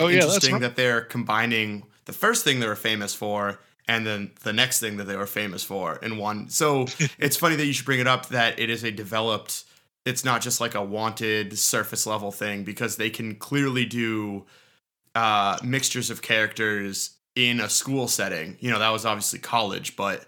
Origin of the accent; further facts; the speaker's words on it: Boston, Massachusetts, United States; accent: Boston; I am such a townie, as you can tell by my accent